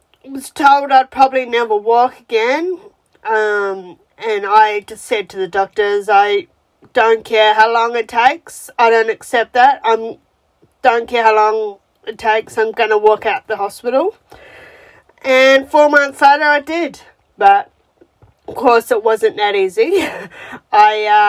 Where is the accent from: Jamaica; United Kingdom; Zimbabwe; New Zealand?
New Zealand; moved away as an adult; now in Melbourne, Australia; I'm from New Zealand originally, and I've lived in Australia since 2009